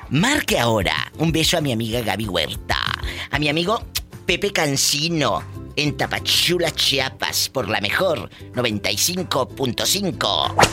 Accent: Cuba; now in Las Vegas, United States; De, Cuba.

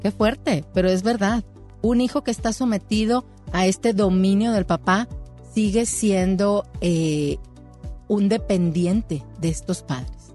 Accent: Monclova, Coahuila, Mexico; moved away; yo soy foránea, yo soy de Monclova

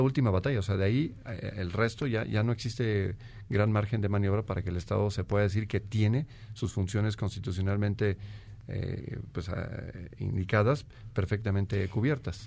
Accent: Guanajuato, Mexico; soy oriundo de Guanajuato

